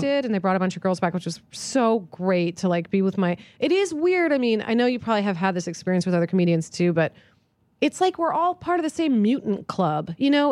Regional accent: East Coast, United States; moved away; I grew up on the East Coast

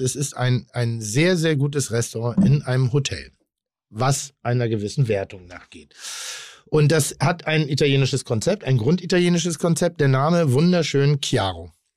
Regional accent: Schleswig-Holstein, Germany; now in Hamburg, Germany; Ich bin in Schleswig-Holstein groß geworden.

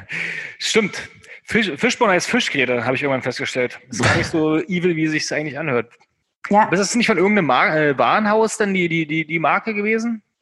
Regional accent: the North, Northern Germany, Germany; bei uns im Norden.

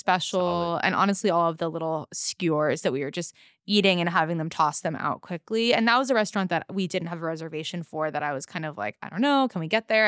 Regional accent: Los Angeles, California, United States; that I grew up with in Los Angeles

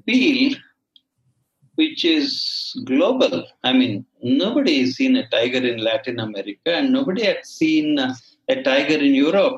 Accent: Mangalore, Karnataka, India; the landscape that I grew in around Mangalore and in the Western Ghats

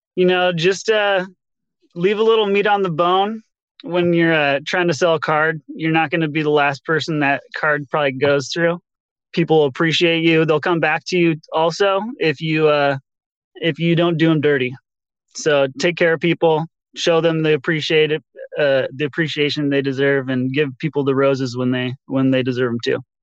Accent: Pacific Northwest, United States; I'm from the Pacific Northwest

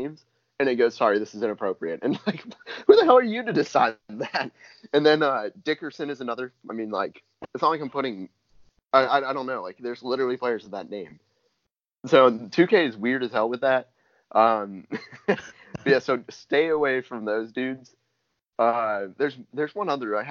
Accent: Plano, Texas, United States; Plano, actually, my hometown.

